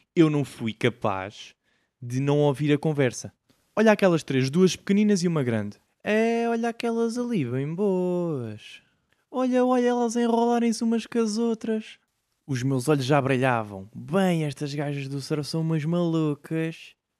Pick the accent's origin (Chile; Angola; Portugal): Portugal; nós, como Tugas